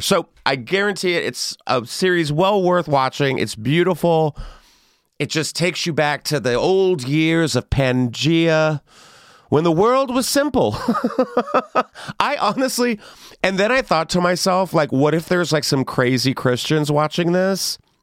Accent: San Antonio, Texas, United States; I grew up in San Antonio, so that's you know a little west of San Antonio

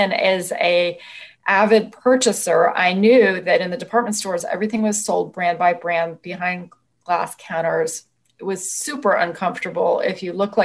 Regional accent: Oakland, California, United States; moved away; also born or lived in Washington, D.C.; I grew up in Oakland

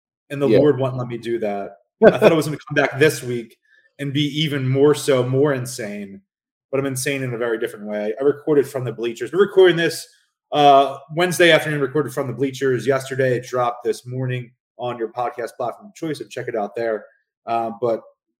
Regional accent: Philadelphia, Pennsylvania, United States; an Irish Catholic guy from South Philly

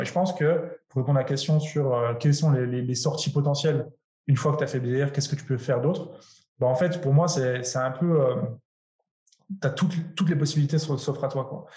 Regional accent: France; je suis français

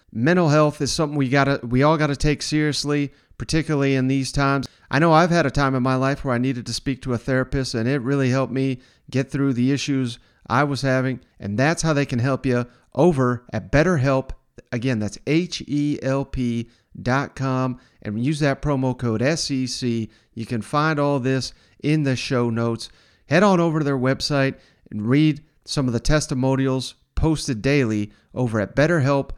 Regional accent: Tennessee, United States; I'm from Tennessee

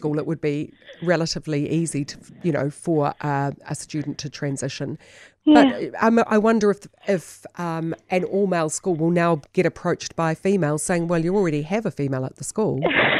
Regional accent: New Zealand; also born or lived in Pukekohe / Tokoroa / Tūrangi / Waihi; growing up in Pukekohe Tokoroa Tūrangi Waihi, I just, in the 70s

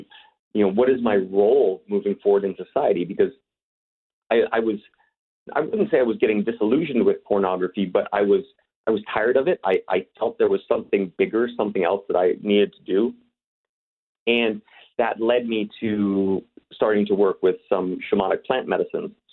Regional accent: Canada; also born or lived in Los Angeles, United States; now in Czech Republic; be talking to some fellow Canadians, as you know, that is my home country originally.

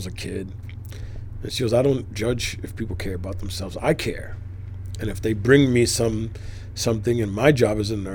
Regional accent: New York City, New York, United States; I grew up on the Lower East Side where drug use was rampant for a long time.

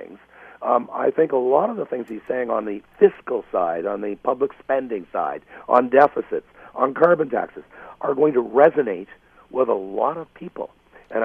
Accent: Ottawa, Ontario, Canada; I'm from Ottawa

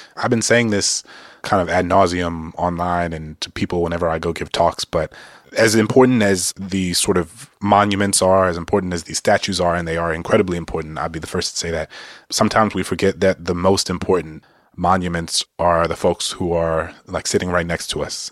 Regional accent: New Orleans, Louisiana, United States; Dillard University, which is a historically black university in my hometown

